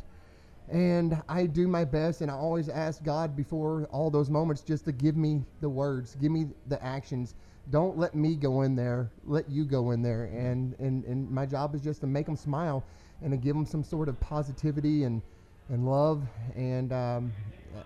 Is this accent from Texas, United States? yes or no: yes; Denton, Texas, United States; I was born here in Denton